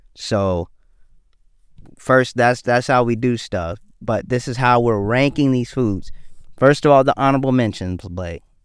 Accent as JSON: {"language": "English", "region": "the South", "country": "United States", "tie": "born or raised there", "also_born_or_lived": "Detroit, Michigan"}